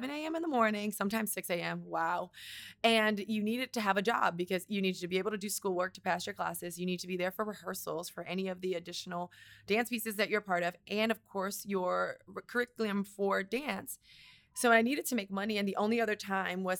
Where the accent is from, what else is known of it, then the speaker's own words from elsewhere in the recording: Miami, Florida, United States; moved away; also born or lived in New York; I grew up in Miami, Florida, 305